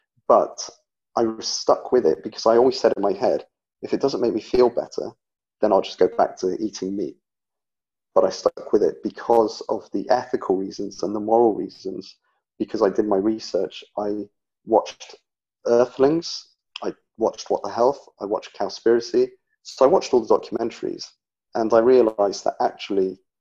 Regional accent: England, United Kingdom; I'm from England, and I live in England. Currently in the Midlands, in the middle of England.

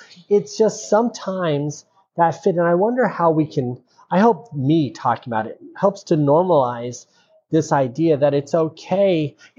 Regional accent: Denver, Colorado, United States; moved away; also born or lived in Texas; I grew up in Denver, Colorado.

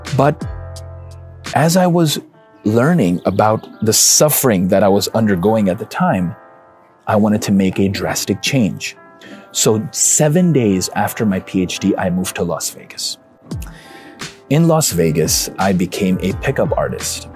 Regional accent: Karachi, Sindh, Pakistan; born or raised there; now in Dallas, United States

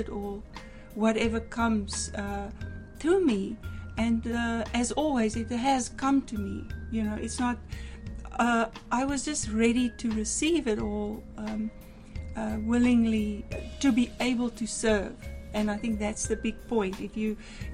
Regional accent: South Africa; moved away as an adult; now in Canada; I come from South Africa. I was born there, lived there for 43 years, and then was called very powerfully with dreams and visions to come to Canada

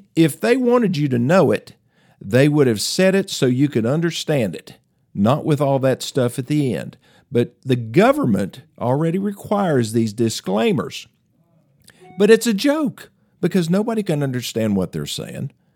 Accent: Greeneville, Tennessee, United States; my hometown of Greenville, Tennessee

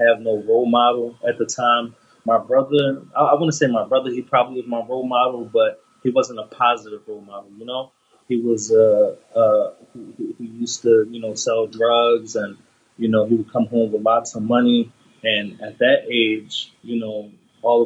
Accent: Philadelphia, Pennsylvania, United States; I grew up in the North Philadelphia section, Huntington Park to be exact

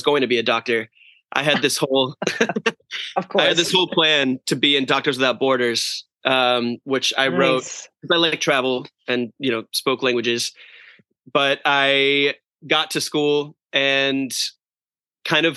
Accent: Naples, Florida, United States; now in Los Angeles, United States; Naples was a lovely place to grow up. I moved there when I was six. So it really was like the place that I grew up

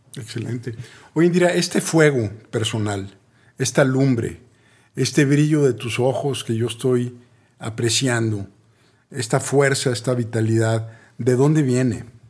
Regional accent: Mexico; yo, soy mexicano

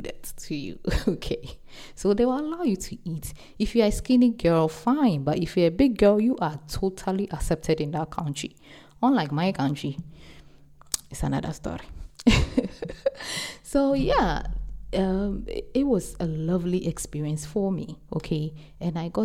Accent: Ghana; I'm an African, I'm from Ghana

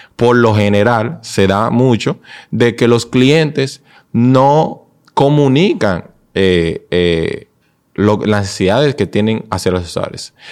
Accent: Dominican Republic; nosotros como dominicanos

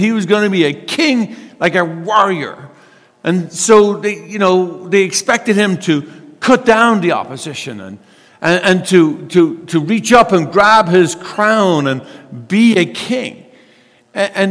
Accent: United States; we're American

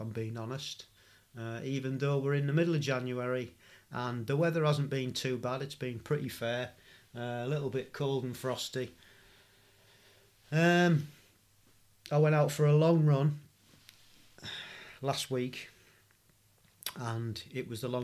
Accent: Stockton-on-Tees, North East England, United Kingdom; where I was born in Stockton-on-Tees. It's nice to hear somebody with a familiar accent

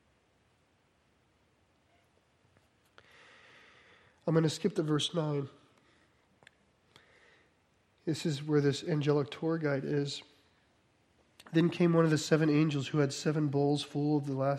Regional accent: New Jersey, United States; I'm from New Jersey.

